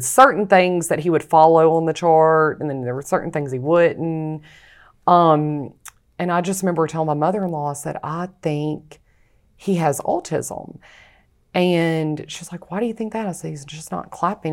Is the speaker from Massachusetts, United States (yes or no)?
no; Rayville, Louisiana, United States; also born or lived in Alabama; I'm from Ravel, Louisiana